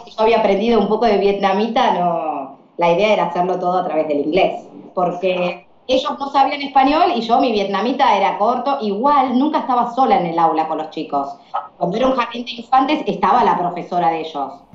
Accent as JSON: {"language": "Spanish", "country": "Argentina", "said": "Yo soy profe de inglés acá en mi país"}